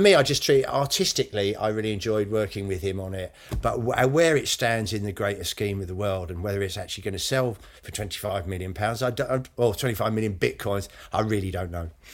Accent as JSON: {"language": "English", "country": "United Kingdom", "said": "I haven't got a huge amount of pride in being British"}